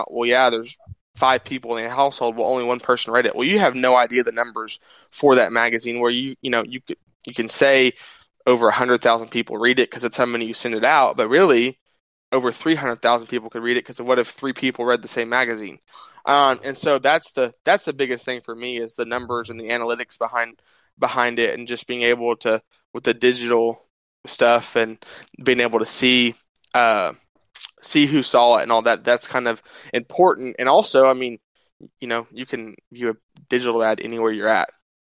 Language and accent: English; Altus, Oklahoma, United States; born or raised there